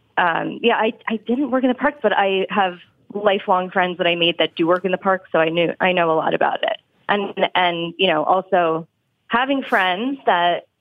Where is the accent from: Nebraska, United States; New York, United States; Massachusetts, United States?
New York, United States; Long Island; moved away as an adult; also born or lived in Florida; now in Philadelphia, United States; I am from New York. Mm-hmm. I grew up on Long Island